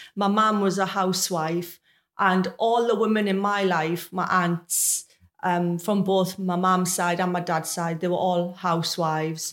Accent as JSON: {"language": "English", "town": "Sunderland", "region": "North East England", "country": "United Kingdom", "tie": "born or raised there", "moved": "as an adult", "lives_now": "Maidenhead, United Kingdom", "said": "So I'm originally from Sunderland, which is a city not far from Newcastle."}